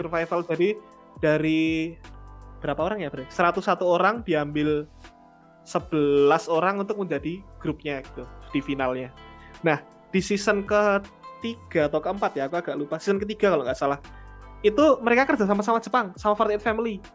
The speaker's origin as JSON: {"language": "Indonesian", "town": "Yogyakarta", "region": "Special Region of Yogyakarta", "country": "Indonesia", "said": "sebagai warga Jogja, saya harus ini loh, harus bangga loh"}